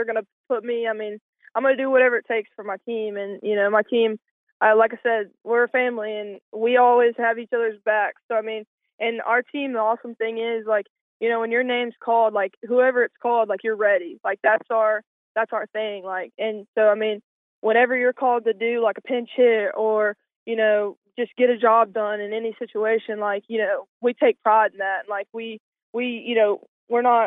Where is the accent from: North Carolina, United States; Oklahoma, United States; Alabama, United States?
North Carolina, United States; moved away as an adult; also born or lived in West Virginia; now in Huntington, West Virginia, United States; I'm coming from North Carolina